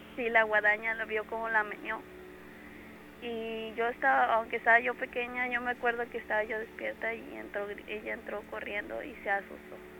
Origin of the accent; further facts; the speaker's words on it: Córdoba, Veracruz, Mexico; De aquí, de Córdoba.